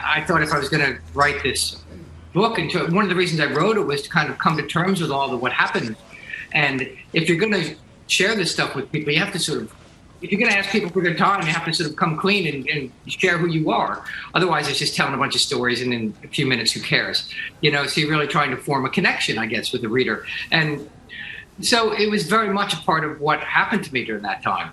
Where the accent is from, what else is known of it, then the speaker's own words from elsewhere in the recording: New Jersey, United States; I'm from New Jersey